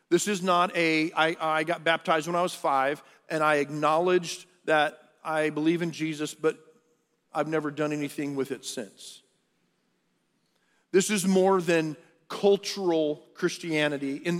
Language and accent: English; Texas, United States; i was born in Texas. I'm, a, I'm from the South